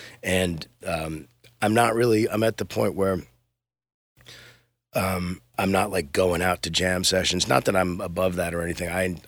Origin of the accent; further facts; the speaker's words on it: New York suburbs, United States; accent: New York; moved away as an adult; also born or lived in Brooklyn, New York / Astoria, Queens, New York; now in Los Angeles, United States; I grew up in the suburbs. I'm not gonna lie and be like, yeah, man, I'm from the Bronx.